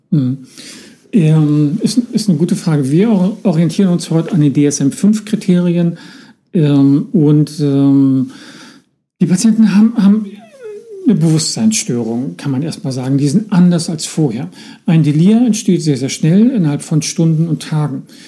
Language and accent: German; Northern Germany, Germany; bei uns im Norden tüdelig